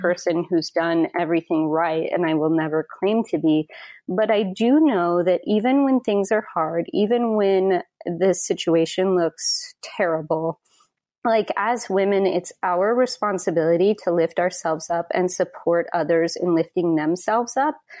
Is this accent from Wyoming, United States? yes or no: yes; Wyoming, United States; moved away; I'm from Wyoming originally